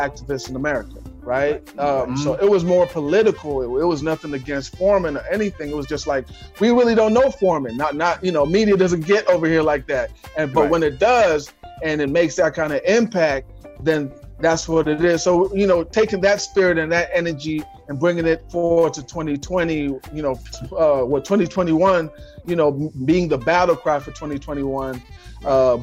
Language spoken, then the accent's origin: English; Kenya; growing up in Kenya.